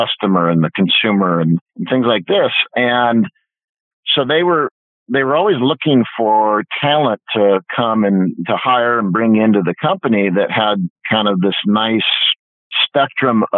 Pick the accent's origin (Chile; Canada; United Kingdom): Canada; Vancouver, British Columbia; I grew up in Vancouver, Canada